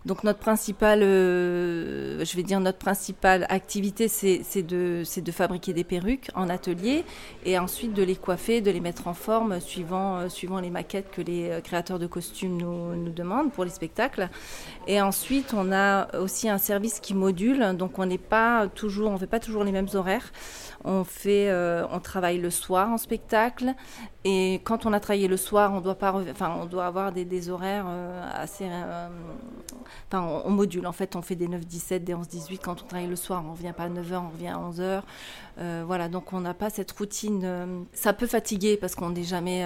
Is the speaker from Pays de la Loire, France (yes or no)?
no; Lorraine, Grand Est, France; moved away; also born or lived in Strasbourg; je viens de la Lorraine